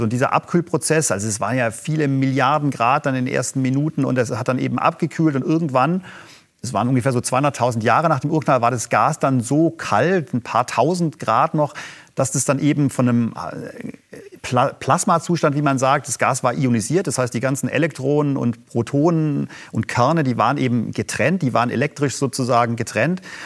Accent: Germany; als Deutsche

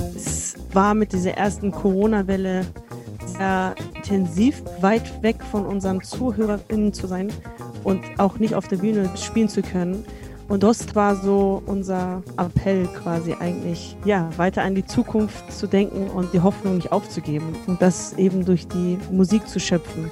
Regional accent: Germany; ich bin in Deutschland aufgewachsen

